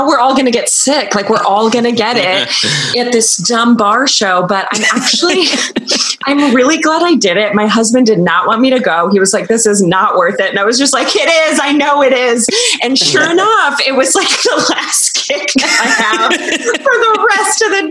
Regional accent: New York, United States; I'm a New Yorker

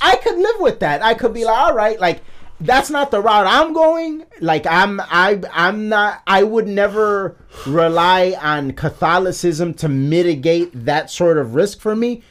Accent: United States; as an American

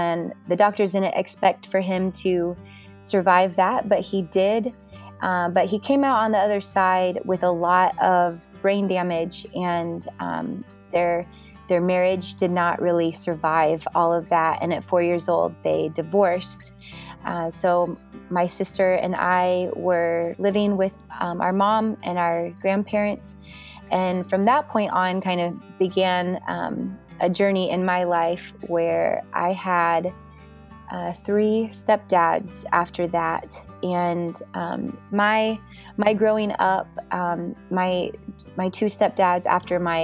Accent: Klamath Falls, Oregon, United States; moved away as an adult; also born or lived in Albany, Oregon; now in Redding, United States; I lived there in Klamath Falls with him and my mom until I graduated at 18

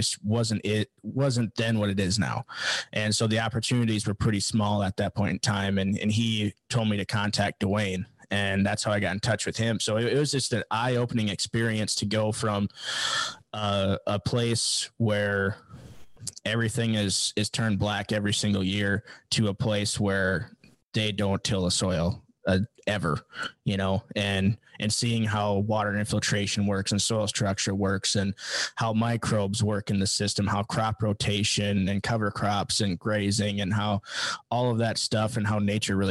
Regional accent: Southwest Minnesota, United States; moved away; I came from Southwest Minnesota

